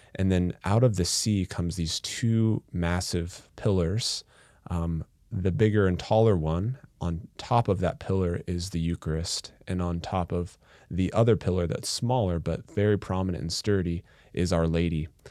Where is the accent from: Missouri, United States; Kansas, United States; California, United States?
Kansas, United States; Atchison; I was born and raised in Atchison, Kansas